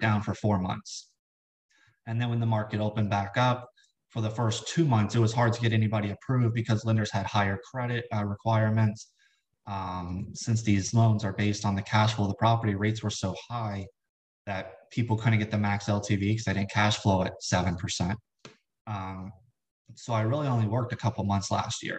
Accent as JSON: {"language": "English", "region": "South Florida", "country": "United States", "moved": "as an adult", "lives_now": "Richmond, United States", "said": "right now, I, I live in Richmond, Virginia. I'm from South Florida"}